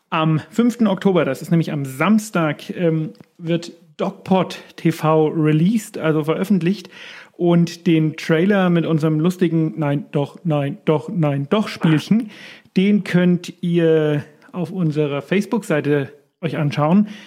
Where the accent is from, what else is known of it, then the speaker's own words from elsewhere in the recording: Erlangen, Bavaria, Germany; ich meine, man muss sagen, ich komme aus Erlangen, ne? Und Erlangen ist eine, ja, nennen wir es mal sehr fahrradaffine Stadt.